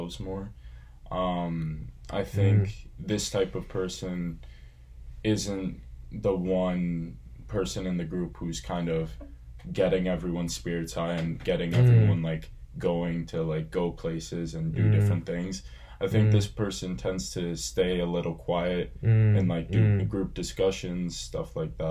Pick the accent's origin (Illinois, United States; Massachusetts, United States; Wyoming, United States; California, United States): Massachusetts, United States; I'm originally from Massachusetts.